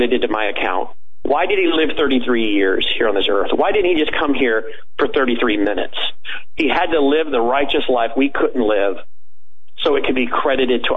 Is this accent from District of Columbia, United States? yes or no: yes; Washington, District of Columbia, United States; I would spent 8 years growing up in Washington, D.C.